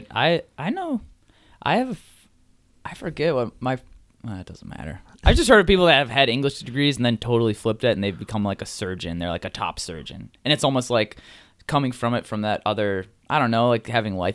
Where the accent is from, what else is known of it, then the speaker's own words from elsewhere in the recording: Strongsville, Ohio, United States; Strongsville, Ohio. It's a suburb of Cleveland.